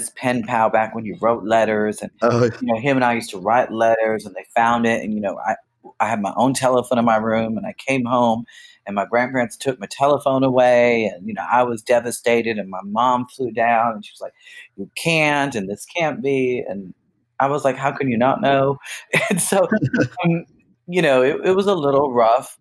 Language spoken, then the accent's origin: English; Miami, Florida, United States; also born or lived in Jacksonville, Florida; I grew up in Miami, Florida